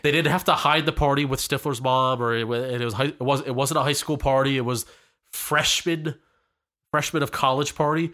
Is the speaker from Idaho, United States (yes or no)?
no; Pennsylvania, United States; we're from the Pennsylvania area